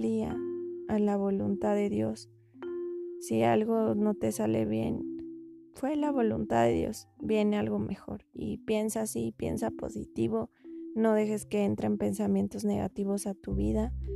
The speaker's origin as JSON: {"language": "Spanish", "country": "Mexico", "said": "yo soy de México"}